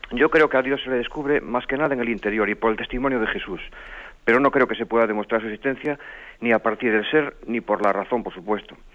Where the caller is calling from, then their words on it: Pontevedra, Galicia, Spain; Soy …, llamo de Pontevedra.